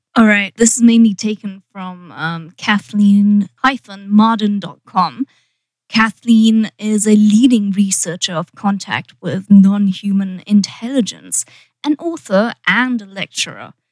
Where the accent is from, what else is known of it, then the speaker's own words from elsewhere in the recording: United Kingdom; now in Los Angeles, United States; being British